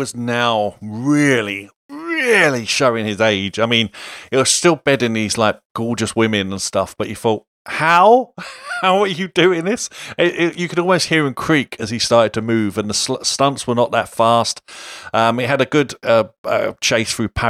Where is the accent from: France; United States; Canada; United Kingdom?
United Kingdom; London; I'm from London.